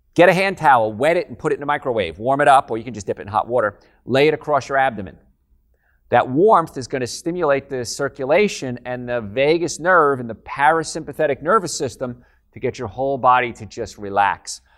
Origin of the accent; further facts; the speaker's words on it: Hoboken, New Jersey, United States; moved away; I'm from New Jersey, actually, Hoboken, New Jersey.